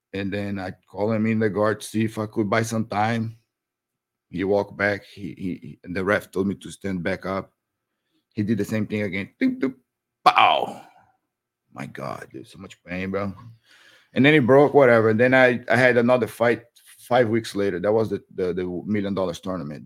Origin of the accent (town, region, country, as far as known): Brazil; born or raised there; English is a second language; moved away as an adult; now in United States